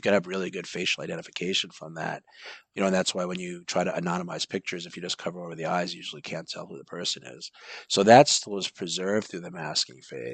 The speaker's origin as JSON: {"language": "English", "town": "Massapequa", "region": "New York", "country": "United States", "tie": "born or raised there", "moved": "yes", "lives_now": "Los Angeles, United States", "said": "I grew up in Massapequa, Long Island."}